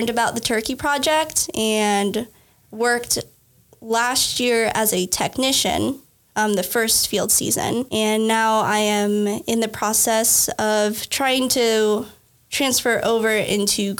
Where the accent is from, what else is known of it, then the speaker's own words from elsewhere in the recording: Lincoln, Nebraska, United States; I am from Nebraska originally. I grew up here in Lincoln